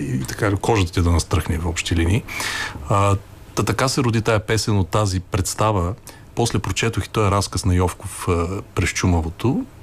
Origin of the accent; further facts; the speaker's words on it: Sliven, Sliven Province, Bulgaria; Ние двамата сме от Сливен